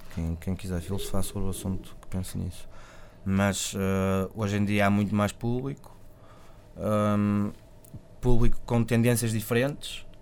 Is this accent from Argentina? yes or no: no; Vila Nova de Gaia, Porto District, Portugal; Gaia de onde eu sou